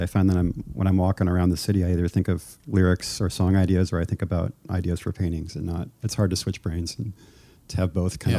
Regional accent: Missouri, United States; moved away as an adult; also born or lived in Illinois / Chicago, Illinois / Kansas City; now in New York City, United States; I was born in Illinois and then, grew up in Illinois and then Missouri and then went to high school basically in Missouri.

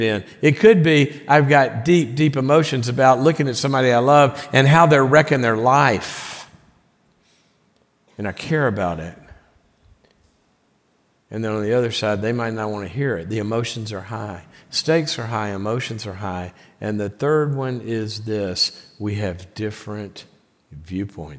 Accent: the South, United States; moved away; I'm from the South

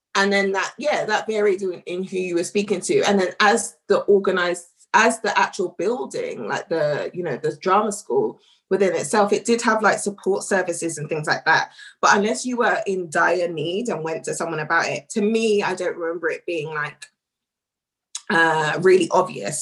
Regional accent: London, United Kingdom; was born and raised in Northwest London, but in Kilburn

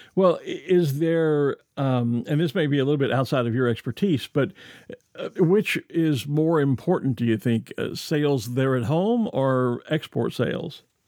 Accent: Texas, United States; as a kid growing up in Texas

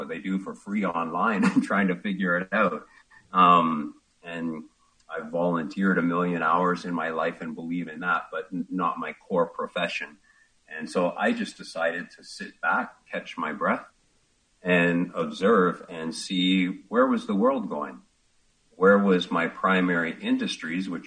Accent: Ontario, Canada; moved away as an adult; I grew up in Ontario, small town

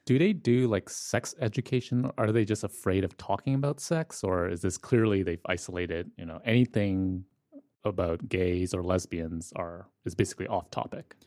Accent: Toronto, Ontario, Canada; I'm from Scarborough

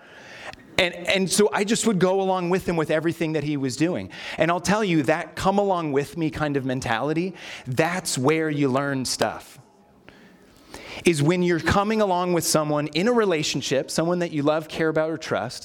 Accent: California, United States; now in Minnesota, United States; I was born here in Minnesota, but then moved to California, and all my family still lived here.

